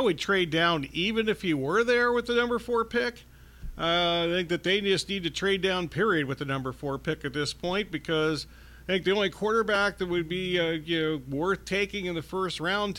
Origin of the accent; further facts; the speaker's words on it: Columbus, Ohio, United States; I'm from Columbus, Ohio.